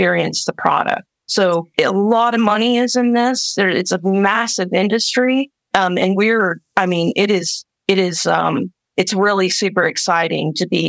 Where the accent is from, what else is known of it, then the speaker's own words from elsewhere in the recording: Midwest, United States; I am like this Midwestern person